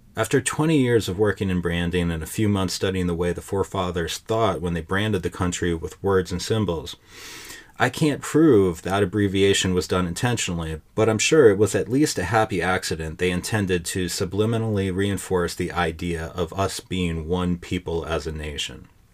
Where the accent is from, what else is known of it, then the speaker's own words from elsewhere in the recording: United States; I had a certain feeling about being an American